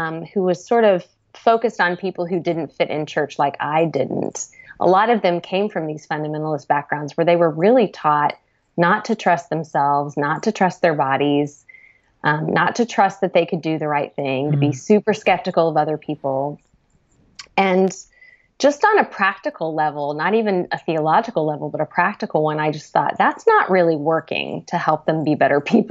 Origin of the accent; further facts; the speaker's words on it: United States; me as an American